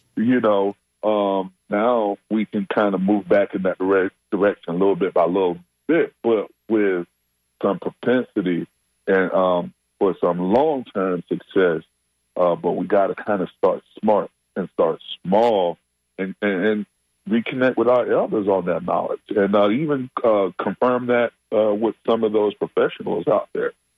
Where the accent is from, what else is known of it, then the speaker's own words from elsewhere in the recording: Tampa, Florida, United States; my hometown over there, uh, Tampa